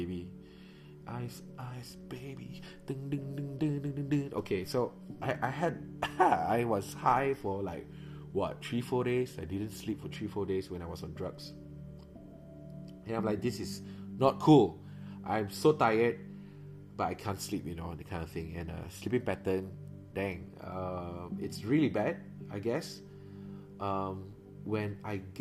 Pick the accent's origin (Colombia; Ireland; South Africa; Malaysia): Malaysia; Miri, Sarawak; moved away as an adult; also born or lived in Kuala Lumpur; coming back to Miri, which is my hometown in Sarawak